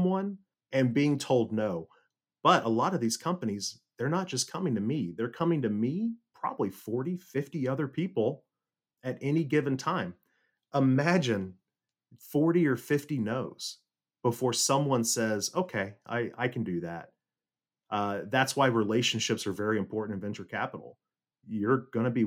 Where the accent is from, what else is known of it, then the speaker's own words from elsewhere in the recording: Las Casas, Tennessee, United States; moved away as an adult; also born or lived in Silicon Valley; growing up in God's country of Las Casas, Tennessee